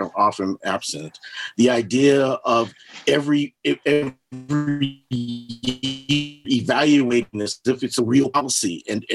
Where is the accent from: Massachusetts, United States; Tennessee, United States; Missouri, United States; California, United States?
California, United States; Los Angeles; now in Asheville, United States; I grew up out in Los Angeles